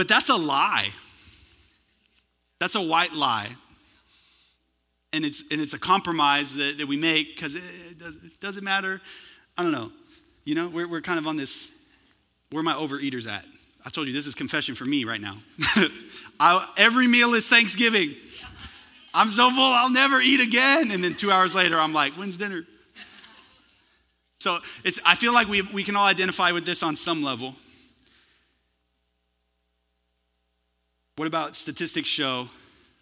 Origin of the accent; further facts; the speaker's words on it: California, United States; now in Texas, United States; I'm originally from California